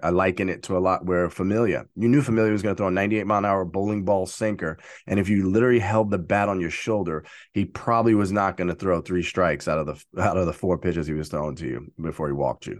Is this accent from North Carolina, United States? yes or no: no; New York City, New York, United States; as a kid growing up in Brooklyn